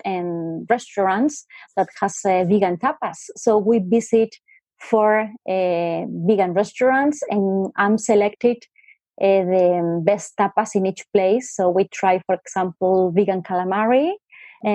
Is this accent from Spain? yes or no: yes; Madrid, Community of Madrid, Spain; we are from Madrid